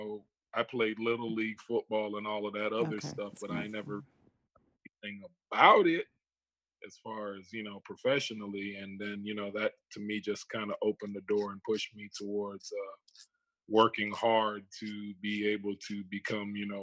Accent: Fort Lauderdale, Florida, United States; also born or lived in Toronto, Canada; being raised here in Fort Lauderdale, Florida

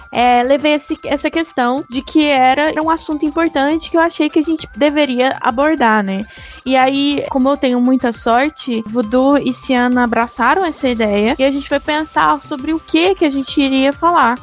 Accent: Brazil; Somos é, brasileiros, né? Vivemos no Brasil hoje

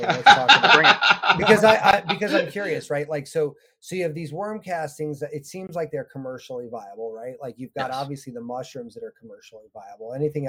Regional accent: San Francisco, California, United States; I grew up in San Francisco area and everybody made sourdough.

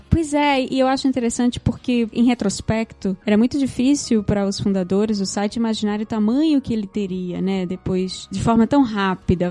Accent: Recife, Pernambuco, Brazil; moved away as an adult; also born or lived in Rio de Janeiro; sou de Recife, como eu falei, mas eu me mudei para o Rio em 2008

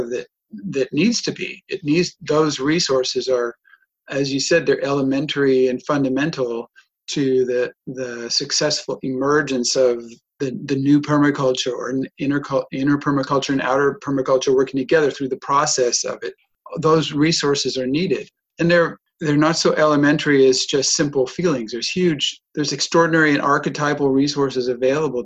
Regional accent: United States; born or raised there; accent: American; moved away as an adult; also born or lived in Germany; now in Europe

